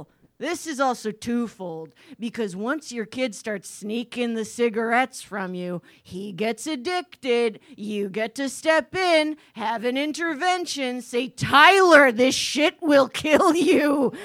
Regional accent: Timmins, Ontario, Canada; All right, well … from Timmins, Ontario, hometown of, say it with me

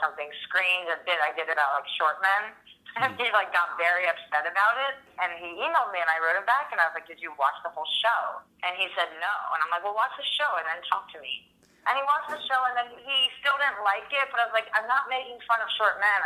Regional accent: United States; an American female

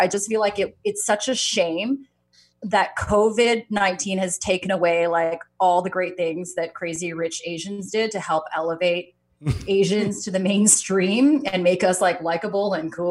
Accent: Toronto, Ontario, Canada; moved away as an adult; also born or lived in Beijing, China; I grew up in Toronto, but I guess it was in 2005. I went to Beijing, China

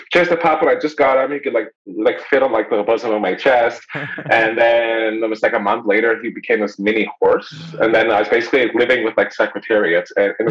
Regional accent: Winnipeg, Manitoba, Canada; I grew up like in Winnipeg

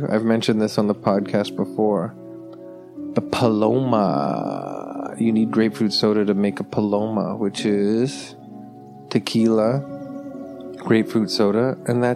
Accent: Toronto, Ontario, Canada; I'm from Toronto, Ontario, Canada

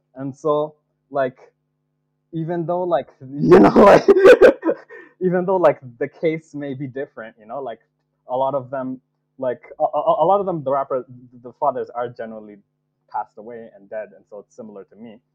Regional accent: Nigeria; moved away as an adult; I was I was born in Nigeria, and like adopted into the Yoruba and Igbo peoples by like my like uncles and aunties um, in Nigeria

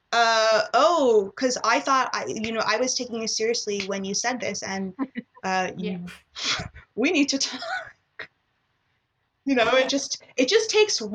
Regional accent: Toronto, Ontario, Canada; I was born and raised in Toronto

